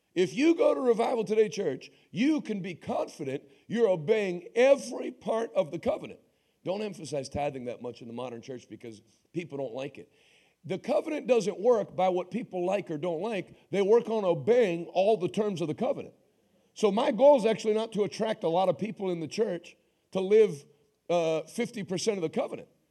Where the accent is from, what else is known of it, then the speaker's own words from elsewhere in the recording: United States; I'm an American.